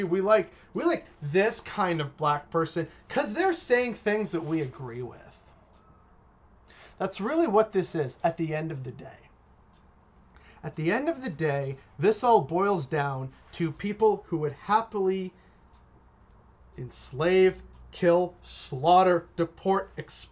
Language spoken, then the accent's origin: English; Canada; a Canadian. Latino, born and raised in Canada